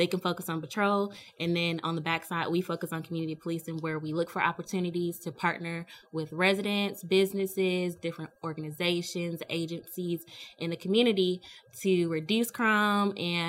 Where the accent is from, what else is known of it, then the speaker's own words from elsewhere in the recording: Hinesville, Georgia, United States; also born or lived in Petersburg, Virginia; I was born in Petersburg, Virginia, and grew up in Hinesville as a military brat.